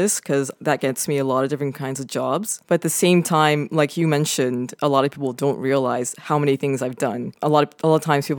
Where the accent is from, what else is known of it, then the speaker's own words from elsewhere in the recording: Vancouver, British Columbia, Canada; I'm from Vancouver, BC, Canada. I was born and raised there. I still live there.